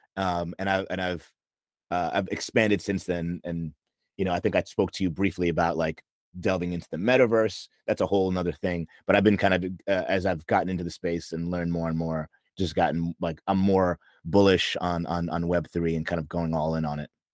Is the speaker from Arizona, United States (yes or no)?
no; New York, United States; moved away as an adult; now in Los Angeles, United States; I'm from New York. Um and I moved to LA in November 2020